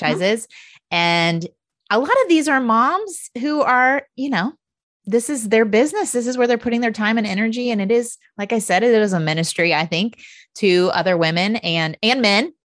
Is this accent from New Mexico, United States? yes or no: no; Indiana, United States; I grew up in Indiana.